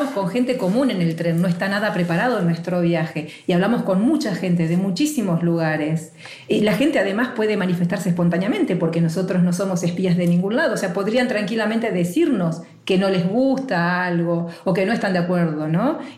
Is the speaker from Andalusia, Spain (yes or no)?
no; Basque Country, Spain; yo vengo del País Vasco, del Reino de España